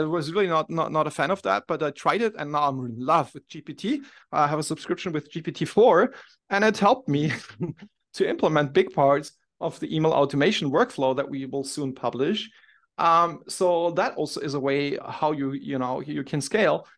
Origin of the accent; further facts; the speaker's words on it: Munich, Bavaria, Germany; I'm from Munich, Germany